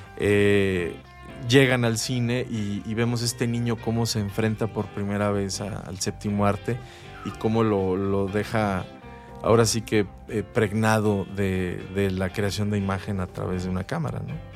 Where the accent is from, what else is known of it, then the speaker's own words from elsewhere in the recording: Mexico; nosotros como mexicanos y más en, nuestra ciudad